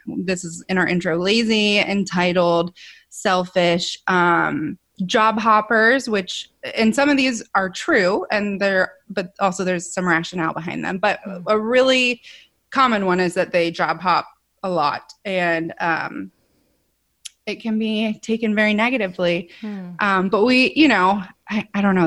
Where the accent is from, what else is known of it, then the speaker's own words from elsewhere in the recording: Ohio, United States; moved away as an adult; also born or lived in California; we're born and raised in Ohio, so we're back here with family